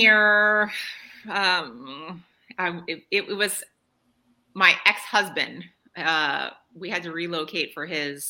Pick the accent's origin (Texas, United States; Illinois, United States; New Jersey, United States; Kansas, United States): New Jersey, United States; moved away; So I grew up in New Jersey.